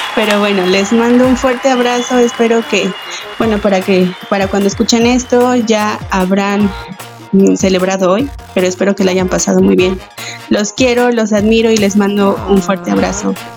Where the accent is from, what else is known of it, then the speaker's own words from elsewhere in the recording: Mexico; now in Canada; como buena mexicana